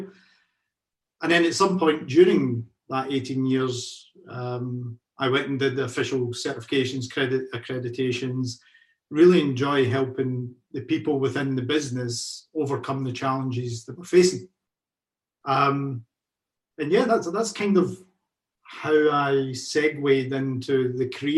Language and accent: English; Carluke, Scotland, United Kingdom; moved away as an adult; now in Glasgow, United Kingdom; I'm originally from the South Lanarkshire area. Carluke is my hometown.